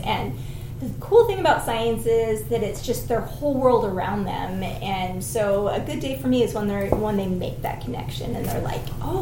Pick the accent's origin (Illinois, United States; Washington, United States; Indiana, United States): Washington, United States; Issaquah; also born or lived in Utah; I grew up in Issaquah, so not too far from here.